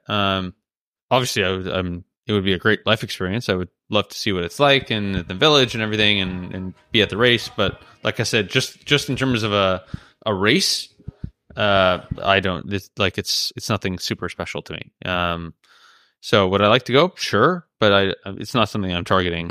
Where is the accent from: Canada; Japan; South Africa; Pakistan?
Canada; now in Andorra; I'm a Canadian citizen.